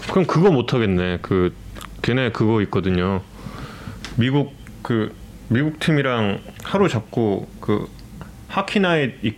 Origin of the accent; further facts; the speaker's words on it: Yecheon, North Gyeongsang, South Korea; 네, 경북 아, 예천입니다. 음. 제가 본 적이 예천이거든요.